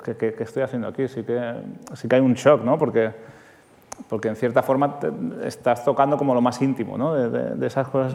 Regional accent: Santa Coloma de Gramenet, Catalonia, Spain; que yo soy de Santa Coloma de Gramanet

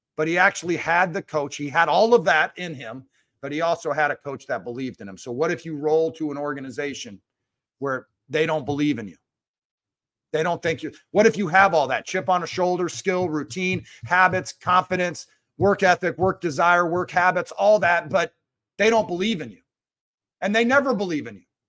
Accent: Seattle, Washington, United States; I grew up in Seattle

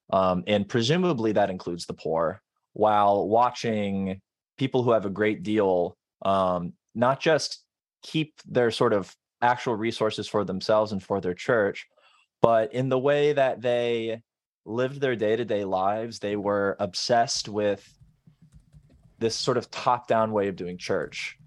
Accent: Florida, United States; I grew up in Florida

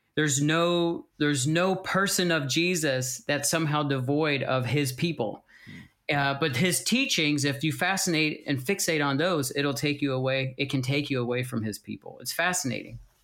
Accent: United States; moved away as an adult; also born or lived in Pennsylvania; now in Welland, Canada; We are from the States. We moved here to Welland seven years ago

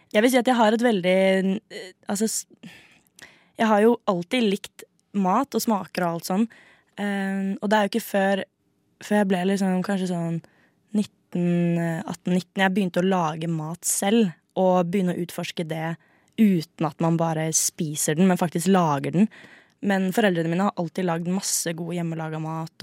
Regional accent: Skien, Telemark, Norway; Jeg er fra Venstøp

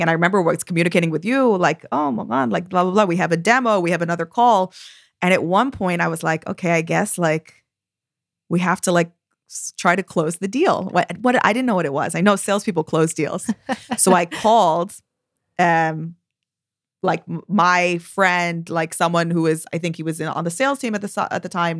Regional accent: United States; also born or lived in Tel Aviv, Israel; now in London, United Kingdom; I'm American

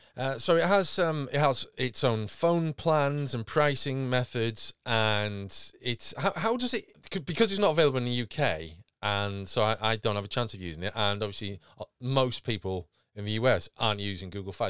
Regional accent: United Kingdom; being British

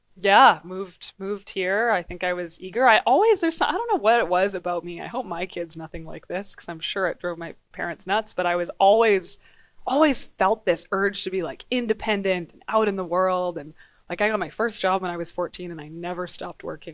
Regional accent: Grande Prairie, Alberta, Canada; also born or lived in Dawson Creek, British Columbia; now in Edmonton, Canada; so I was born in Dawson Creek, B C, Northern B C, and grew up, uh, in Grand Prairie, Alberta

